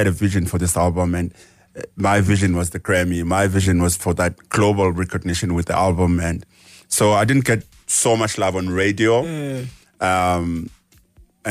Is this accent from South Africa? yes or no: yes; South Africa; Growing up as a South African